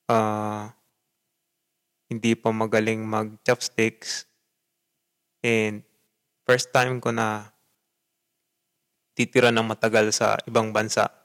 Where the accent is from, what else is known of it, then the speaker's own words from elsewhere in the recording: Philippines; moved away as an adult; also born or lived in Japan; bansa na iyong kinalakihan na dun sa bansa ako na pinanggalingan ko, syempre Pilipinas